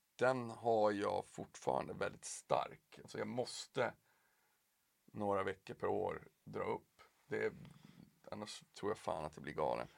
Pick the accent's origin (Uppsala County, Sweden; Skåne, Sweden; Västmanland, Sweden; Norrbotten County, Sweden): Norrbotten County, Sweden; Piteå; now in Stockholm, Sweden; jag är ju uppväxt i Piteå